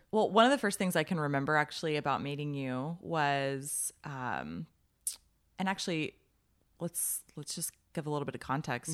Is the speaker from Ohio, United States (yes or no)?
no; Arizona, United States; moved away as an adult; I was from Arizona